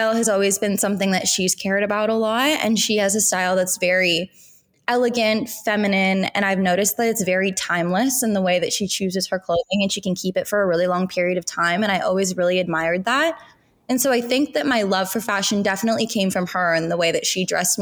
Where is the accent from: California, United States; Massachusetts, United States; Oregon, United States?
California, United States; Southern; I grew up in Southern California